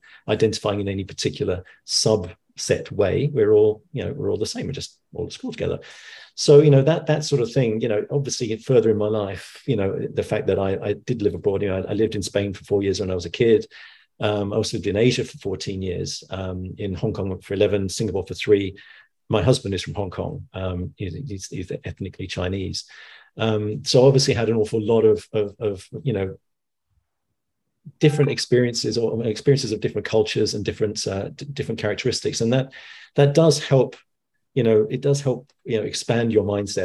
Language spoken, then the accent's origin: English; London, United Kingdom; growing up in the 70s in you know, I'm originally from East London, and I went to school in Walthamstow